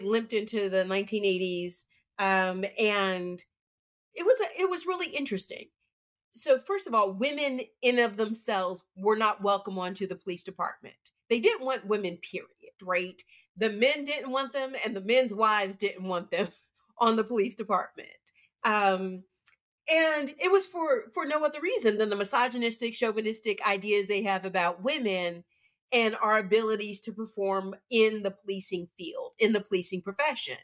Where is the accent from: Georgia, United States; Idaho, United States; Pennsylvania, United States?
Pennsylvania, United States; Pittsburgh; moved away; I'm from Pittsburgh, so unions were really big in the Pittsburgh community